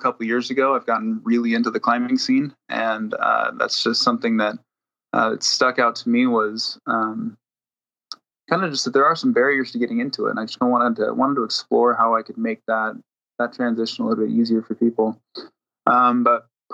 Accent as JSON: {"language": "English", "region": "Washington", "country": "United States", "tie": "born or raised there", "moved": "as an adult", "lives_now": "Utah, United States", "said": "I'm actually from Washington State, is where I grew up"}